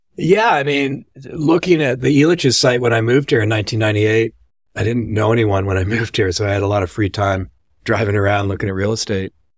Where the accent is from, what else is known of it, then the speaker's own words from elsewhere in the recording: Vancouver, British Columbia, Canada; moved away as an adult; also born or lived in Nassau, Bahamas / Denver; behind me is Vancouver. That's where I grew up.